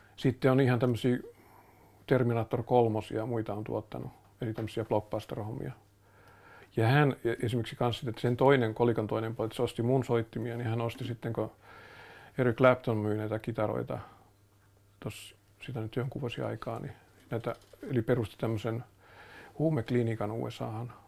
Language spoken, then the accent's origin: Finnish; Finland; mä oon Suomesta